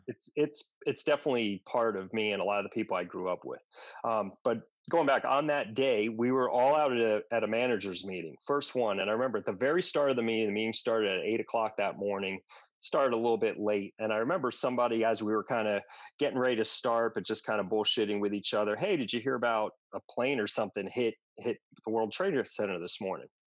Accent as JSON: {"language": "English", "area": "Westchester", "region": "New York", "country": "United States", "tie": "born or raised there", "also_born_or_lived": "Washington, D.C.", "moved": "as an adult", "said": "I grew up in Westchester, up in New York"}